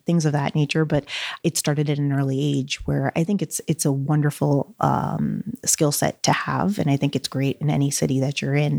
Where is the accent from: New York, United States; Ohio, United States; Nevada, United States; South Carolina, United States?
New York, United States; New York City; also born or lived in Brazil; I grew up in Flushing, Queens